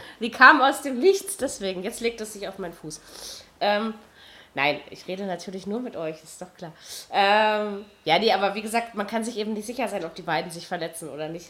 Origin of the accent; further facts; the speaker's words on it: Berlin, Germany; als Berliner